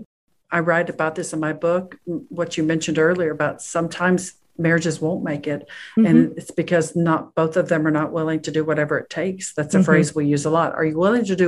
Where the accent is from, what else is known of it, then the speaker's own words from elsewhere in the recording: Texas, United States; I was born and raised in Texas